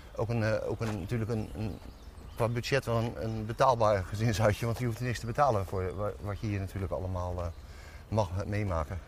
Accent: Dordrecht, South Holland, Netherlands; also born or lived in Hilversum; waar kom je vandaan? En dan zei ik Dordrecht

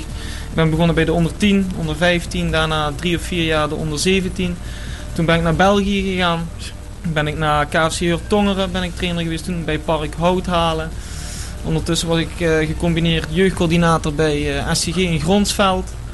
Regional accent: Bergen, Netherlands; moved away; oorspronkelijk kom ik uit Bergen

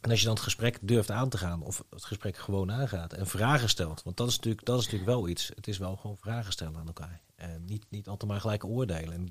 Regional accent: 's-Gravenzande, South Holland, Netherlands; accent: no soft G; moved away as an adult; also born or lived in Rotterdam / Tilburg; now in North Brabant, Netherlands; ik ben een geboren Hollander hè, in dat opzicht. Dus ik herken dit wel heel erg. Ik, toen ik ehm, eh, verhuisde inderdaad van, uh, toen, toen van Schravenzanden naar eh, Rotterdam, ja, Rotterdam gestudeerd toch wel, maar van Schravenzand naar Tilburg.

